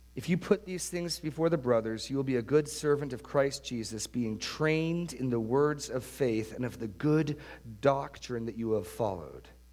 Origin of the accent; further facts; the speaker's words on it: New Hampshire, United States; where I grew up in New Hampshire